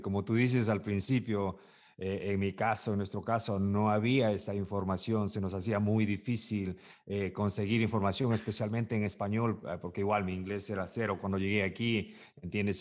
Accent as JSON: {"language": "Spanish", "country": "Ecuador", "moved": "yes", "said": "yo soy igual de Ecuador"}